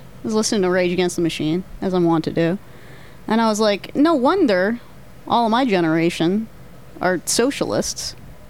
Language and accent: English; Hollister, California, United States; Even growing up in Hollister, California